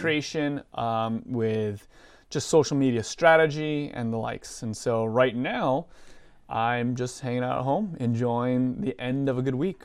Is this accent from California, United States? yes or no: yes; Southern California, United States; now in Portland, United States; born and raised in Southern California area. Uh, currently live with my wife, uh, in the Portland, Oregon area right now